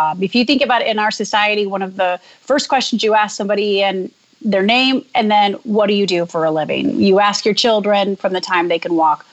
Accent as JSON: {"language": "English", "town": "Jackson", "region": "Michigan", "country": "United States", "tie": "born or raised there", "also_born_or_lived": "Dayton, Ohio / Cincinnati, Ohio / Chicago", "moved": "as an adult", "lives_now": "New York, United States", "said": "I, grew up in a small town in Jackson, Michigan"}